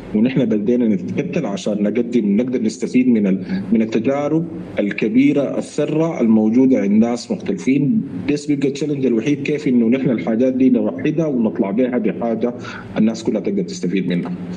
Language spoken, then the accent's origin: Arabic; Sudan; نحن كسودانيين